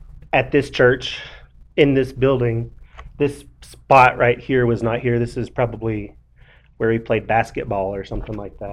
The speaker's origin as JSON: {"language": "English", "region": "Colorado", "country": "United States", "tie": "born or raised there", "said": "I grew up Well, I usually claim that I grew up in Colorado. I grew up in several places, but the place that I most like to claim is, when people ask me where I'm from, I like to say Colorado."}